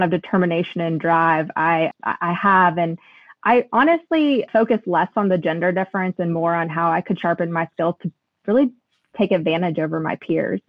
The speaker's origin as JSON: {"language": "English", "town": "Lexington", "region": "Kentucky", "country": "United States", "said": "I am from Lexington, Kentucky"}